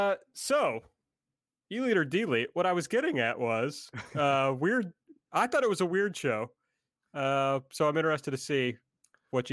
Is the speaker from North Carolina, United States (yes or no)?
no; Kentucky, United States; I'm from Kentucky.